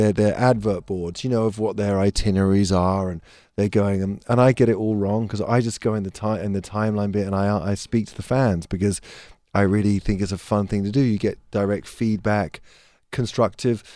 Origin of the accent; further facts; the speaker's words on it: England, United Kingdom; being English